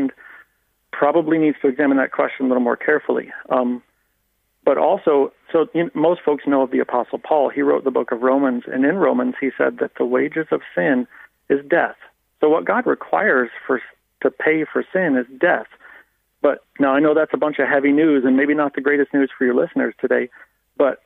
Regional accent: United States; moved away as an adult; now in Ireland; I grew up in the Baptist Church in America

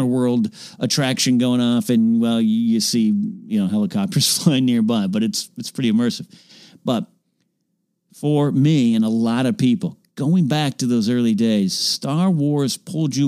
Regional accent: Arroyo Grande, California, United States; I go nearby J.J. Newberry Market in my hometown of Royal Grande, California

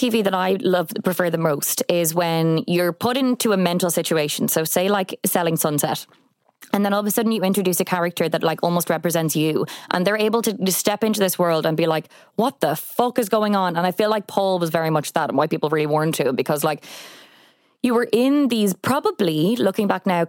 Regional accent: Leinster, Ireland; growing up in Kildare, kind of dipping my toes into both worlds

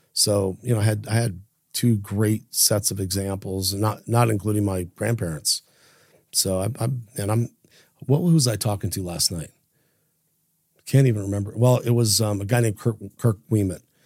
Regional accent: Idaho Falls, Idaho, United States; growing up in Idaho, you know, we had no internet, um, no social media, no cell phones, very limited contact to the outside world, outside of Idaho Falls

